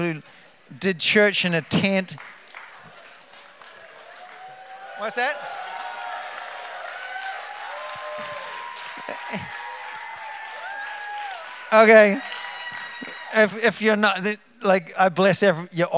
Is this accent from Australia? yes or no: no; New Zealand; moved away as an adult; also born or lived in Redding, California; now in New Hope, United States; As you can tell from the accent, we're from New Zealand, but we're Americans